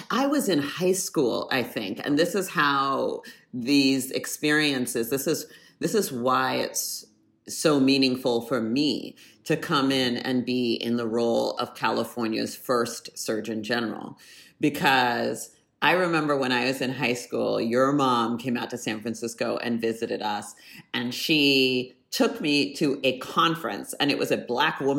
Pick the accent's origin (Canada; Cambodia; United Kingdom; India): Canada; born there; I was born in Canada my dad did his postdoctorate work at University of British Columbia